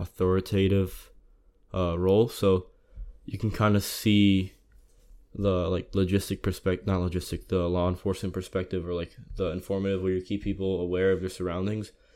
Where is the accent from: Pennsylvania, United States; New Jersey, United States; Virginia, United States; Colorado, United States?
New Jersey, United States; Closter; I'm from North Jersey. Uh, town's called Cloyster, suburban county.